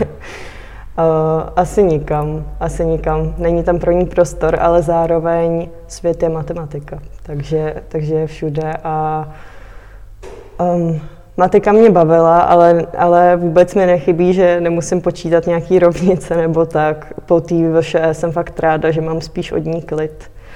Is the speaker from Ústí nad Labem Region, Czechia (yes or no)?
no; Litomyšl, Pardubice Region, Czechia; moved away as an adult; now in Prague, Czech Republic; cítím se hodně, hodně hezky tady v Litomyšli